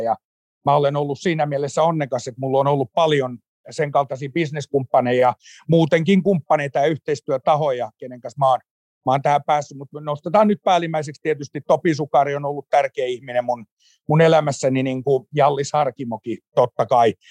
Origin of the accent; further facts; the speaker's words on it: Turku, Southwest Finland, Finland; Mä tulen Turusta Heidegenin synnytyssairaalasta 17.3. vuonna 1976 syntynyt, syntynyt tappaus ja, ja tota, elänyt koko ikäni Turussa